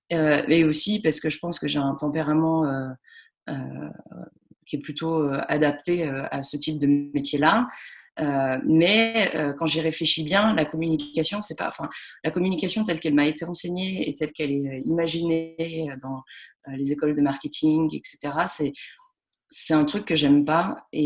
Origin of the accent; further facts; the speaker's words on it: Lyon, Auvergne-Rhône-Alpes, France; now in Toulouse, France; Mais euh, j'ai grandi à Lyon et, ensuite j'ai fait mes études entre Avignon et l'Angleterre.